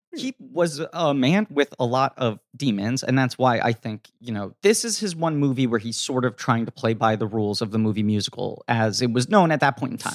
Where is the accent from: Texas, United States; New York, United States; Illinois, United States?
New York, United States; New York City; as a kid growing up in New York City